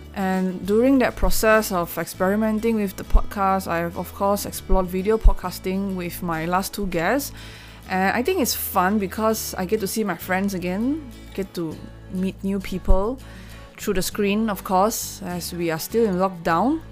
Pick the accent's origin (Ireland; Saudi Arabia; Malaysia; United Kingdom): Malaysia; I'm Malaysian. I know a little bit of Malay